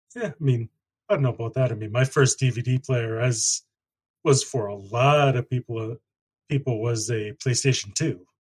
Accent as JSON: {"language": "English", "town": "Ashland", "region": "Wisconsin", "country": "United States", "tie": "born or raised there", "said": "my hometown, I would have had to go about an hour away into Minnesota to get to a Best Buy"}